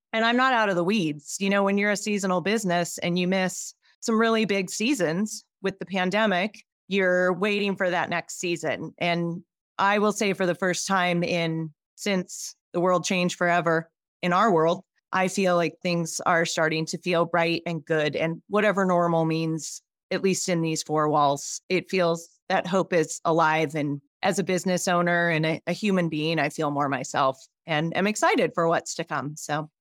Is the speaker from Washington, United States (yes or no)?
yes; Spokane, Washington, United States; moved away as an adult; also born or lived in Pullman, Washington; now in Jackson Hole, United States; Spokane, Washington, born and raised